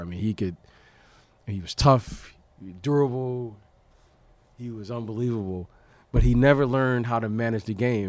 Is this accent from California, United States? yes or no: no; Detroit, Michigan, United States; I grew up in Detroit